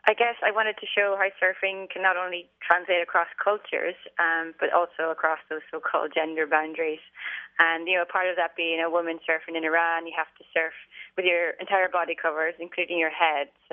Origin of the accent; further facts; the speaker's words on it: Ireland; I grew up in Ireland and I was pretty much born into the surfing way of life